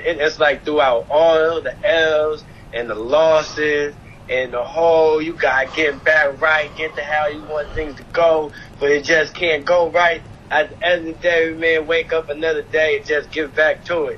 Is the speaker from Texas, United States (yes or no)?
no; Harrisburg, Pennsylvania, United States; I'm from Harrisburg